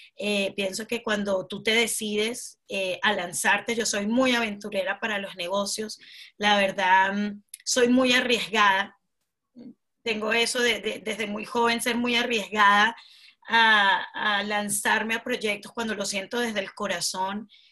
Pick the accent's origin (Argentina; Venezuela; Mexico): Venezuela; now in United Kingdom; soy venezolana de corazón nato, me encanta mi país Venezuela